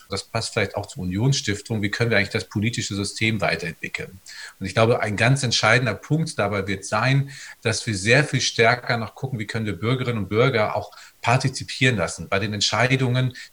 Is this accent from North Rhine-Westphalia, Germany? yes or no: yes; North Rhine-Westphalia, Germany; Also ich komme aus dem Sauerland im Menn und das ist großartig